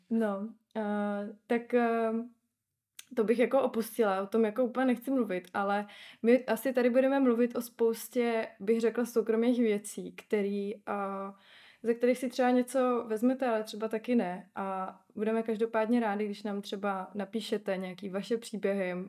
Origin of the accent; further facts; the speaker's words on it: Ostrava, Moravian-Silesian Region, Czechia; mluvím fakt sprostě, protože jsem z Ostravy